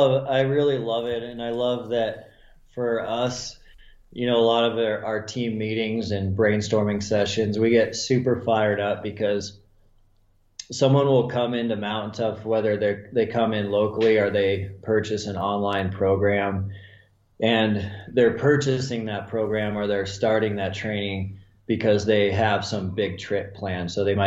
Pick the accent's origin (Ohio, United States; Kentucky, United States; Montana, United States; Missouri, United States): Montana, United States; I just knew that from growing up in Montana and watching the people that were successful consistently